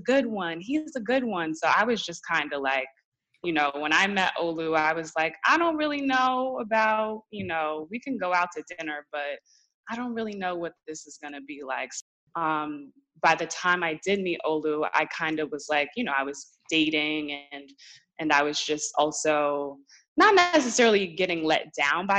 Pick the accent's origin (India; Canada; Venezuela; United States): United States; Columbia, Maryland; moved away as an adult; also born or lived in Syracuse, New York; now in New York City, United States; I moved back home after graduating, and I was like, okay, I am from Columbia, Maryland